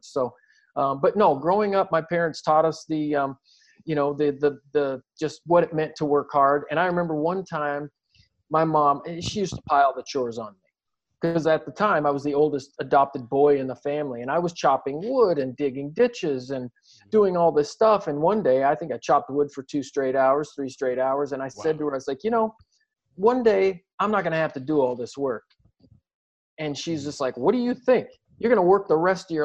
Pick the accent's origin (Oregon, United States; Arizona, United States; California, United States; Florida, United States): Oregon, United States; Southern; we grew up in Southern Oregon, predominantly white community